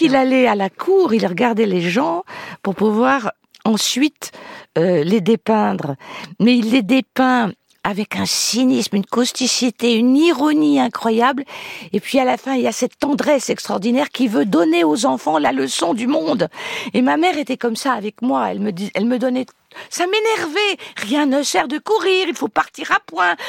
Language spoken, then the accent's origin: French; Tourcoing, Hauts-de-France, France; je suis née à Tourcoing-Nord, je suis ch'ti